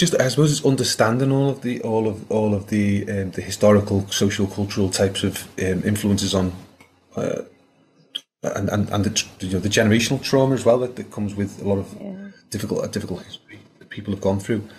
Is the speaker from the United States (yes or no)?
no; Liverpool, North West England, United Kingdom; moved away as an adult; also born or lived in St Helena; when I was growing up in Liverpool in the '80s, always out on the estate